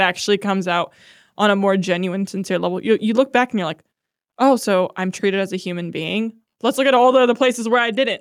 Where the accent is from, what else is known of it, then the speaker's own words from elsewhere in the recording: Akron, Ohio, United States; now in Columbus, United States; we're both from Akron